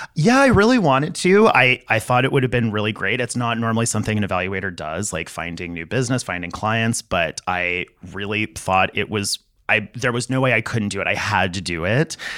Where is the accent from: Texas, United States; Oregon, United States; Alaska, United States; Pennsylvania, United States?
Texas, United States; El Paso; I grew up in El Paso, Texas, right on the border between Texas and Mexico.